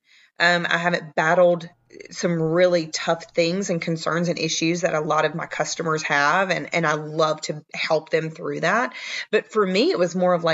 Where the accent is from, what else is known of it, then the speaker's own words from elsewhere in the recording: the South, United States; accent: Southern; I'm from the South. If you can't hear it in my accent